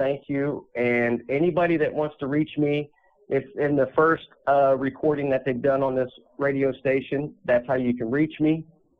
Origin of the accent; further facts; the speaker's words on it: West Palm Beach, Florida, United States; also born or lived in Little Rock / Chicago / Cleveland / Russell's Point; I grew up in West Palm Beach, Florida. I lived in Little Rock, Arkansas. I lived in Chicago, Cleveland, Ohio, Russell's Point, Ohio.